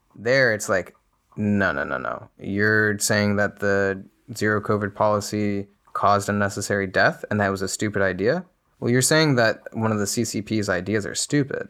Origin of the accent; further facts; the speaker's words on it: United States; as an American